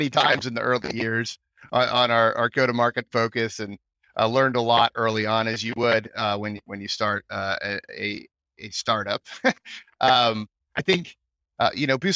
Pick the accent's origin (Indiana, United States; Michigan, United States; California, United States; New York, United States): California, United States; Bay Area; moved away as an adult; now in Austin, United States; a Bay Area transplant, as they say out here